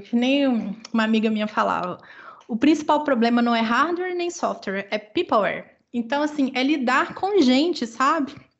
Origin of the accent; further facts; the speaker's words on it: Minas Gerais, Brazil; moved away; nós somos mineiros